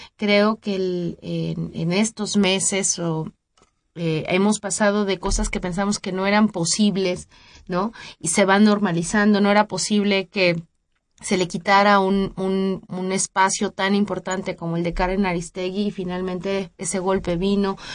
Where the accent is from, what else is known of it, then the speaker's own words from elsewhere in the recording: Mexico; los mexicanos y los latinoamericanos en general tenemos amplia experiencia